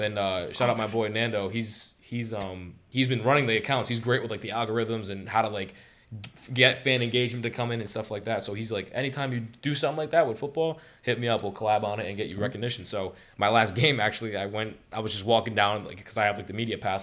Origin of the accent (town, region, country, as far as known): Johnston, Rhode Island, United States; born or raised there